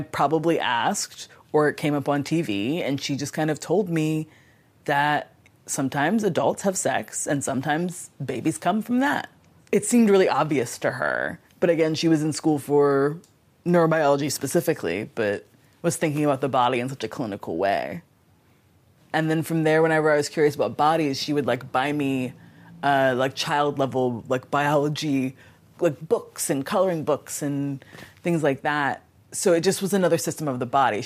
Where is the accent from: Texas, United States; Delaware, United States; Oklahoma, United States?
Delaware, United States; Wilmington; I grew up in Wilmington, Delaware